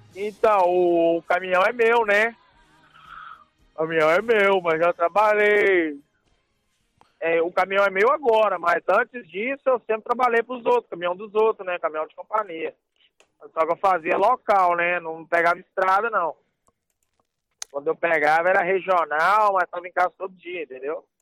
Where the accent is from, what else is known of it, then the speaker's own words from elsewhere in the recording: Timóteo, Minas Gerais, Brazil; moved away as an adult; now in United States; Sou mineiro